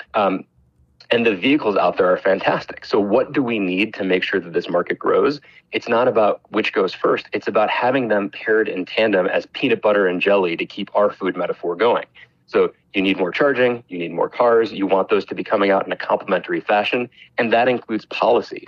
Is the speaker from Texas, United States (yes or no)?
no; Chicago, Illinois, United States; my hometown of chicago